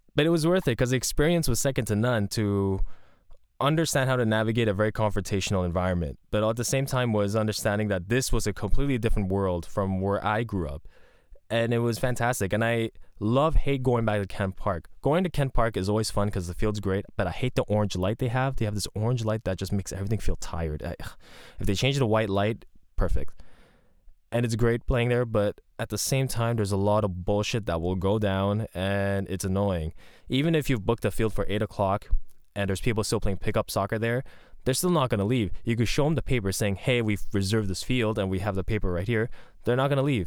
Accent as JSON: {"language": "English", "town": "Montreal", "region": "Quebec", "country": "Canada", "said": "I'm from Montreal"}